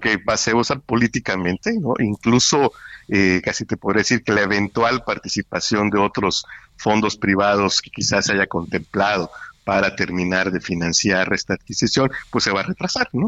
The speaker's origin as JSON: {"language": "Spanish", "town": "Coatzacoalcos", "region": "Veracruz", "country": "Mexico", "tie": "born or raised there", "said": "aquí en, en, Coatzacoalcos, playas llenas, en fin. es así, como lo recuerdo desde niño"}